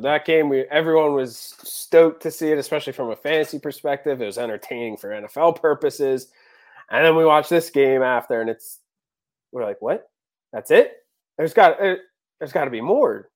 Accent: Philadelphia, Pennsylvania, United States; moved away; my parents are still back in, in Philadelphia.

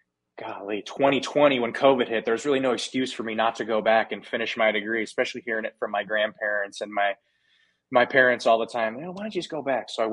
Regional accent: United States; I'm from America

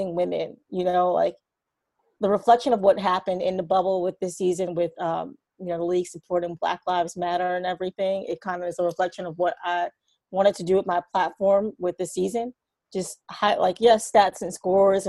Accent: New York City, New York, United States; Born and raised in New York City. I grew up in a neighborhood called Harlem

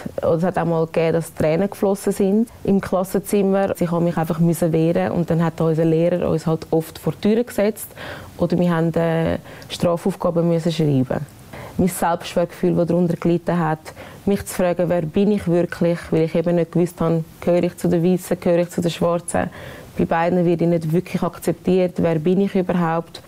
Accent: Switzerland; ich bin eine stolze Schweizerin

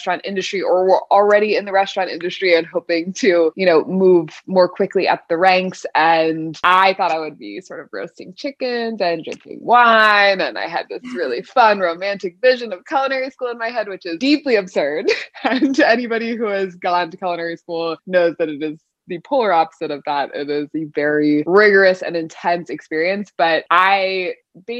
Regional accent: Southern California, United States; also born or lived in Paris; now in New York, United States; I live in New York, but born and raised in Southern California

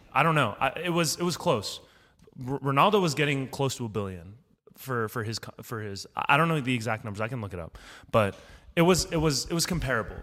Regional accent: United States; me being an American

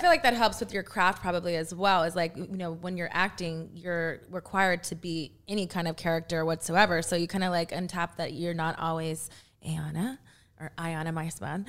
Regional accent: Texas, United States; I'm from Texas

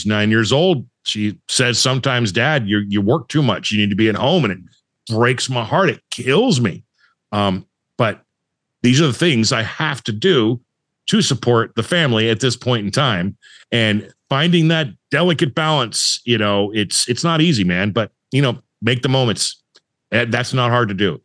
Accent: Southern California, United States; I grew up in Southern California.

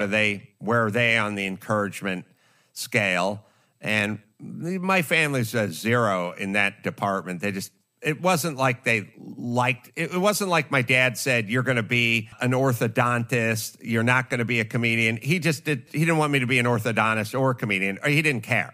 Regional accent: Los Angeles, California, United States; I grew up in North Hollywood

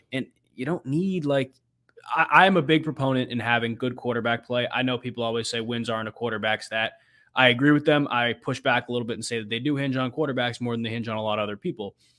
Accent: New England, United States; moved away as an adult; now in Cleveland, United States; I grew up in New England

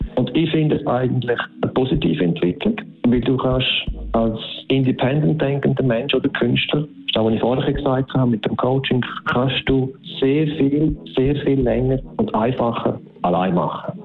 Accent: Switzerland; bei uns in der Schweiz ist es sogar noch so, dass wir dann wie drei Märkte in einem haben mit drei Sprachen

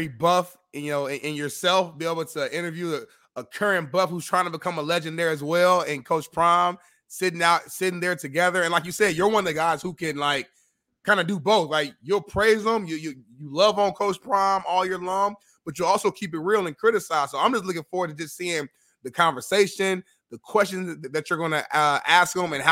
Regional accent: Indianapolis, Indiana, United States; my hometown of Indianapolis, Indiana

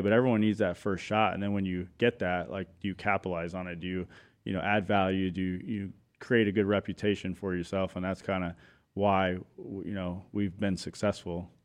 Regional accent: Chandler, Arizona, United States; I was born and raised in Arizona, Chandler, East Valley boy

